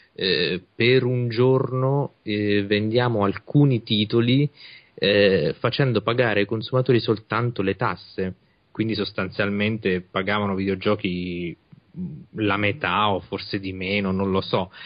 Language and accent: Italian; Italy; noi invece in Italia abbiamo il problema opposto, siamo un paese vecchio